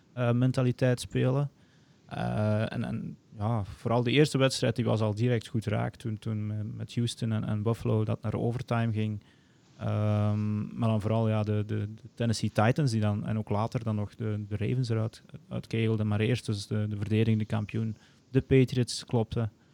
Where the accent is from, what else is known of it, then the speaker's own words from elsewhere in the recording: Antwerp Campine, Flanders, Belgium; also born or lived in Arkansas; afkomstig uit de Antwerpse Kempen, meer bepaald. Eh, ik woon in Mol